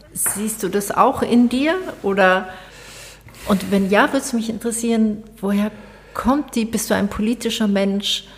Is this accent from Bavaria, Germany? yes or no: yes; Bavaria, Germany; ich komme aus Bayern